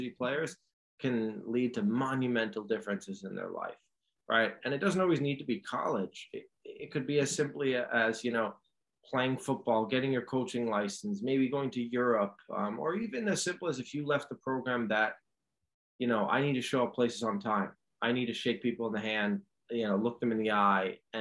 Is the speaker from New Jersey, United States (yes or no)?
no; New York City, New York, United States; growing up in New York City